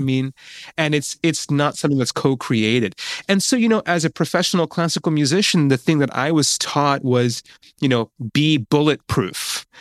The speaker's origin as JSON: {"language": "English", "area": "Mid Hudson Valley", "region": "New York", "country": "United States", "tie": "born or raised there", "moved": "yes", "said": "the area where I was growing up in Mid Hudson Valley, New York"}